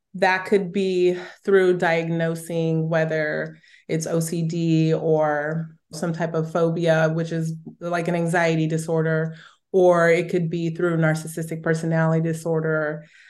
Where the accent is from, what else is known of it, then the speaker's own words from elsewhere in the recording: Southern California, United States; I grew up in Southern California.